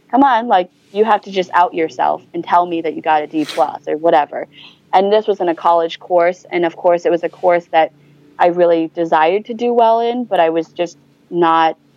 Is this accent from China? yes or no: yes; China; ultimately, I want to be proud that I'm from China, but sometimes I have moments in which I'm like, I cannot believe I'm from China.